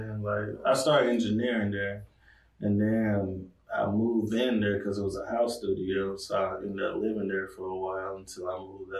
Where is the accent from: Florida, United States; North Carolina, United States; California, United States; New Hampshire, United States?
North Carolina, United States; Fayetteville; moved away as an adult; I'm from Fayetteville, North Carolina. I've been out here for about 4 years now.